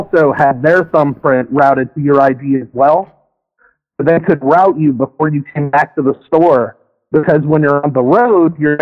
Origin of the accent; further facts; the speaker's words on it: the South, United States; moved away; also born or lived in Spokane, Washington; I grew up in the South